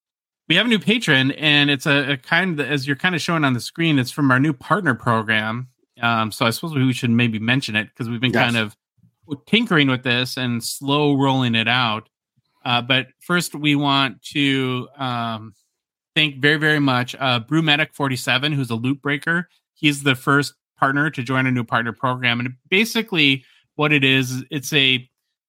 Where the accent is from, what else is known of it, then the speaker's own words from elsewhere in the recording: Hibbing, Minnesota, United States; moved away; my hometown, Hibbing, Minnesota